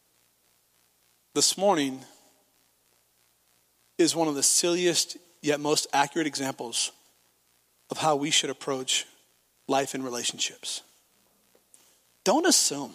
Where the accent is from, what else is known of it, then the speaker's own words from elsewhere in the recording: Nebraska, United States; Of course we go to church. We're from Nebraska